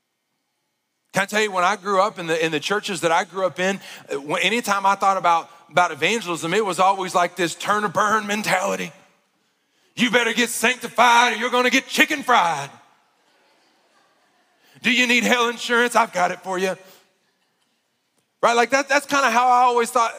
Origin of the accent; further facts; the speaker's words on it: Arkansas, United States; moved away; I grew up in Arkansas